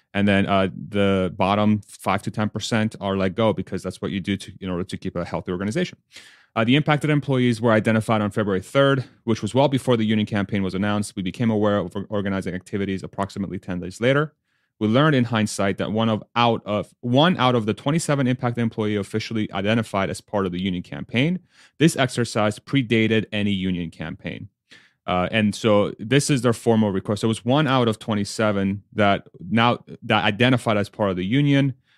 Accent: Spain; I was born in Spain

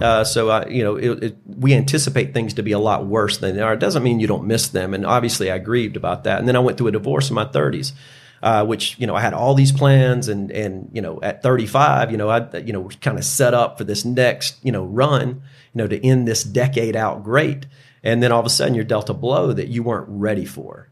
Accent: Greenville, South Carolina, United States; born and raised in Greenville

